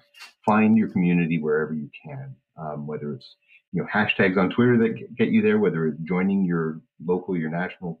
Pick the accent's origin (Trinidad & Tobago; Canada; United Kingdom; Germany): Canada; I'm a Canadian nudist